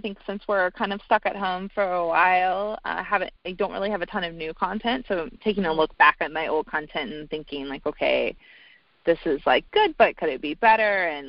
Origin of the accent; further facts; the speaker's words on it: the South, United States; you know, I'm from the South, and I have a lot of liberal political views